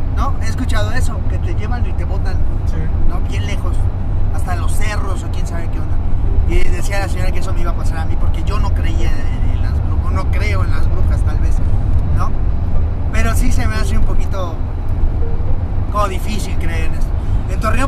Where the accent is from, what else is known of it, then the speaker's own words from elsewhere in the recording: Cancún, Quintana Roo, Mexico; now in Mexico City, Mexico; De donde yo soy, de la ciudad de Cancún, eh, es, un lugar maya, eh, Quintana Roo